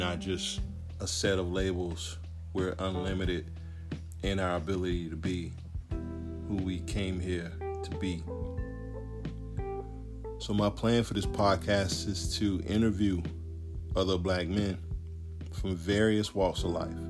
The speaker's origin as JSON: {"language": "English", "country": "United States", "tie": "born or raised there", "said": "As a black man in America, growing up in America"}